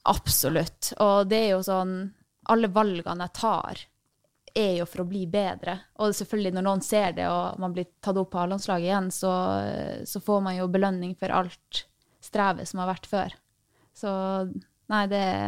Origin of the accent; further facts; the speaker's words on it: Tromsø, Troms, Norway; moved away; Jeg er fra Tromsø.